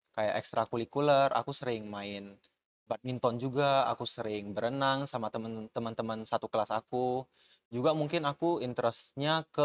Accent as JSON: {"language": "Indonesian", "town": "Batam", "region": "Riau Islands", "country": "Indonesia", "lives_now": "Cikarang, Indonesia", "said": "aku tuh uh, asalnya dari Batam, jadi aku benar-benar datang ke sini sendiri sebagai anak rantau, datang ke Cikarang buat uh, fokusin kuliah aku"}